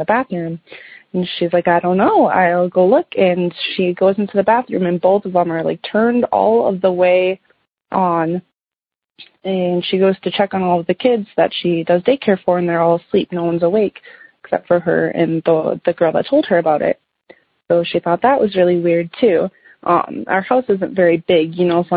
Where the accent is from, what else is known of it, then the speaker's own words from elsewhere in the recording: Minnesota, United States; the house that I grew up in. So my parents bought our house that we grew up in Minnesota here in the early 90s